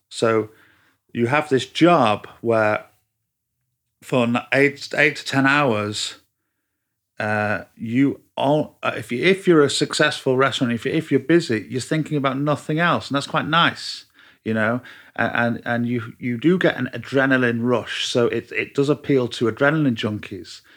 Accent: Manchester, North West England, United Kingdom; moved away; Half Mancunian.

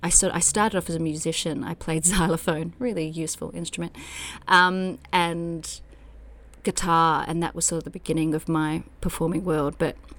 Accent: Tyres, Victoria, Australia; Jeez, it's a really beautiful land out there. And that Tyres is a tiny town that's sort of a satellite town to Traralgon, which is where there's the big open cut coal mine there

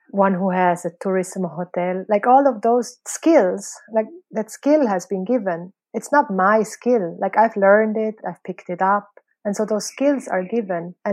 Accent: Switzerland; also born or lived in Philippines; now in Indonesia; No, originally I'm from Switzerland and Philippines.

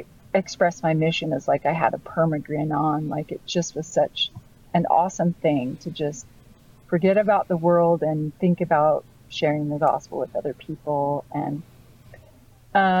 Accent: Utah, United States; I was born in Utah and the youngest of 13 children.

